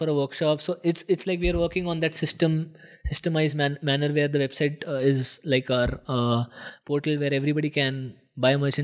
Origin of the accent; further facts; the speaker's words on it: Nashik, Maharashtra, India; I want to be in Nasik, which is my hometown